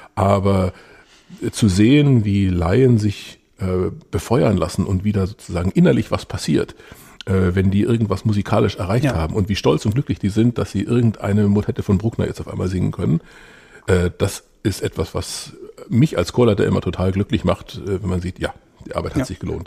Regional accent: Ravensburg, Baden-Württemberg, Germany; bin in Ravensburg aufgewachsen

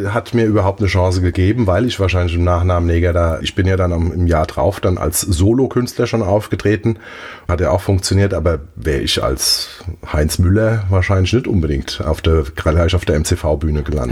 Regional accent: Mainz, Rhineland-Palatinate, Germany; also born or lived in Zahlbach, Mainz; ich bin in Mombach groß geworden. Mombacher Bub.

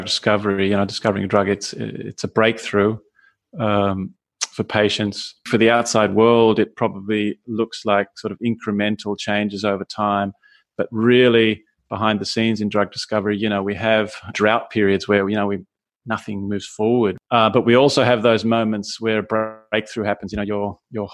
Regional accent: Australia; moved away as an adult; now in Vienna, Austria; I was born in Australia and studied there, worked there, and moved to Austria some 20 years ago

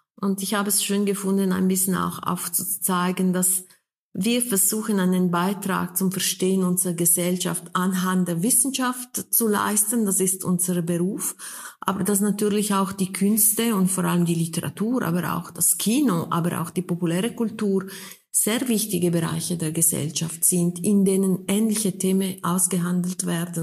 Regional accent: Switzerland; wir sind ja beide in der Schweiz geboren, Frau Höpflinger und ich.

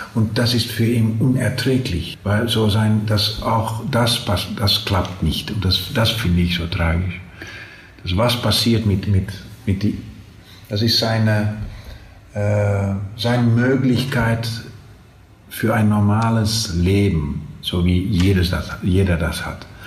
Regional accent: Twente, Overijssel, Netherlands; accent: Low Saxon dialect; German is a second language; wir sprachen natürlich mehr das, das, das äh, niedersächsische Dialekt

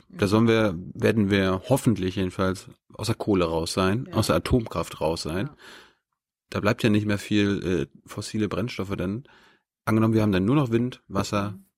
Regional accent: Mecklenburg-Vorpommern, Germany; ich, ich komme aus MacPom

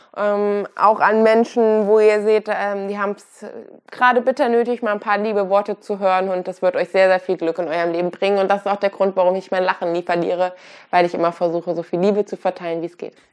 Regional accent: Kassel, Hesse, Germany; ich komme aus Deutschland, bin auch hier groß geworden

